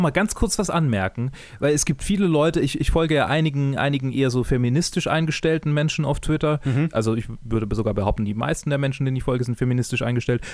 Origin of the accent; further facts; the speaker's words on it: Swabia, Germany; Ich bin Schwabe